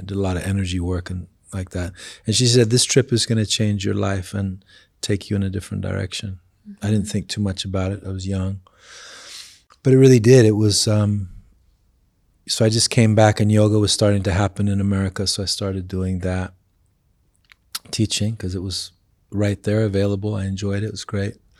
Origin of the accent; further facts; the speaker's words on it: England, United Kingdom; moved away; I grew up in England